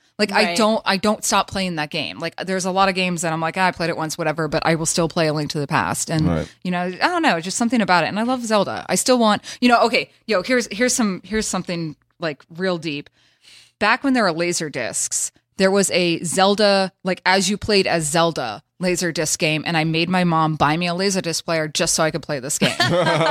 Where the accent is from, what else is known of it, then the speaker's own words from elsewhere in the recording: the South, United States; I'm from the South.